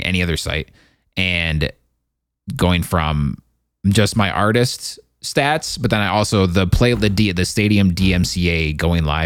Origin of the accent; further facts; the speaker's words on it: United States; I'm an American